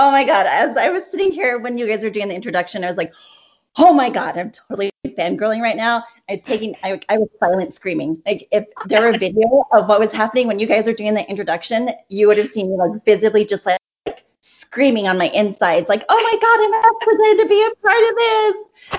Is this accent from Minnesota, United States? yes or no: no; West Texas, United States; moved away as an adult; also born or lived in Provo, Utah; So I was born in the covenant as they say. Yeah. I grew up in West Texas